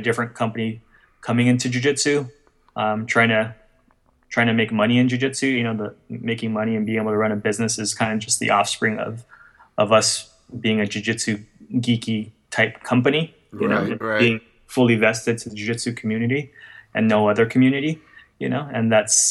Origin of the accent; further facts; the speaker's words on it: Guam; I come from Guam